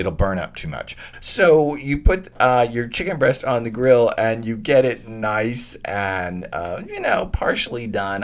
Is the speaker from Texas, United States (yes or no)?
yes; Texas, United States; I grew up in Texas